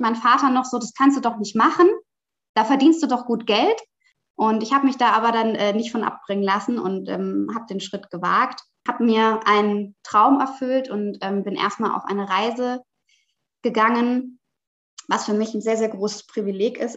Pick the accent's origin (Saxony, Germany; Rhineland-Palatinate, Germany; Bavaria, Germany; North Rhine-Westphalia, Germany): Rhineland-Palatinate, Germany; now in Hamburg, Germany; Ich bin eigentlich aufgewachsen in Süddeutschland, in der schönen Pfalz